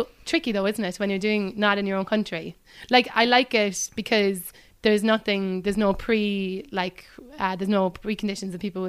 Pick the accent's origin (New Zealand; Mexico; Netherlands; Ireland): Ireland; Cobh, Munster; I'm from Cove, which is the biggest port where people left from during the famine and before and after that as well.